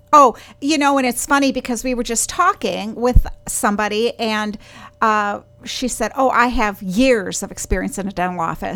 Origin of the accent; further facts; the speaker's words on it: Wisconsin, United States; I am from Wisconsin